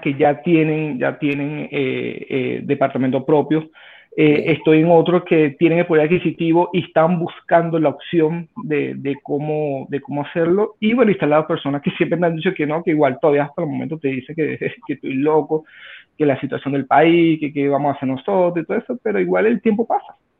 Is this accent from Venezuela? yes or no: yes; Venezuela; moved away as an adult; now in Santiago, Chile; soy extranjero, soy de Venezuela, tengo 34 años, tengo ya 5 años en Chile